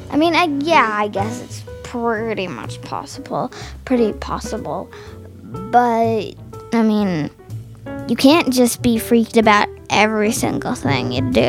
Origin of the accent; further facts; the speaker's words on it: Los Gatos, California, United States; I'm from Los Gatos and I'm a fifth grader at Blossom Elementary.